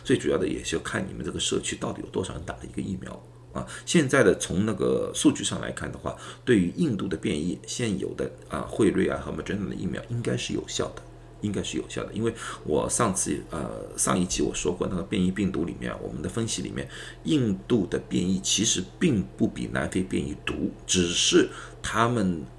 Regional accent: China; now in United States; 如果说去年啊，刚刚疫情刚刚开始的时候，人家也躲开我们中国人的话，我们心里也会比较难受啊。

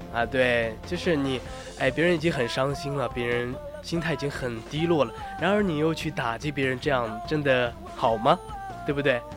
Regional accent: China; 我们中国人

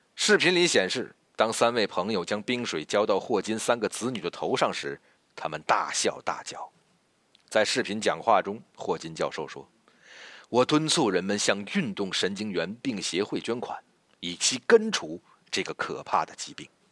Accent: China; 而最让我们中国人民兴奋的

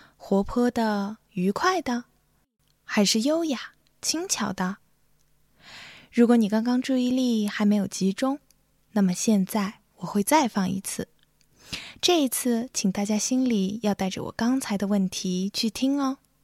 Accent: Xinjiang, China; moved away as an adult; also born or lived in Urumqi; now in Boston, United States; 我来自新疆，是一位大二在读作曲系的学生。现就读于美国波士顿新英格兰音乐学院 New England Conservatory

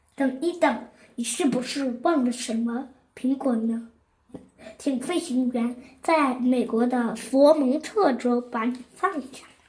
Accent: Zhongshan, Guangdong, China; 今年七岁，我来自广东省中山市石岐区

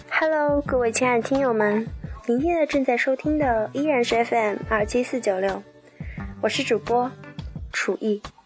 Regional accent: Shanghai, China; 我从小长大的地方，上海，中国的魔都

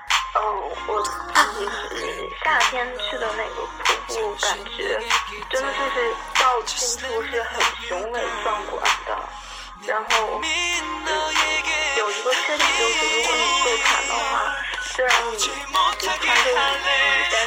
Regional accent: Dalian, Liaoning, China; now in Canada; 哦，我我是大连人，

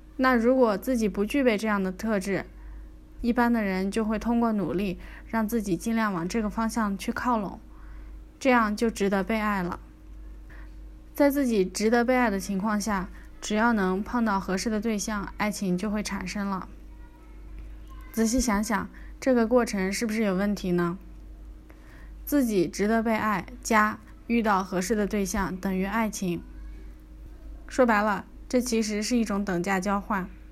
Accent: China; 我们中国人

